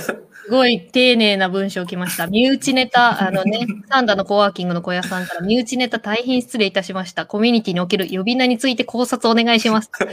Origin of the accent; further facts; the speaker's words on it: Kansai, Japan; 私関西人なんですけど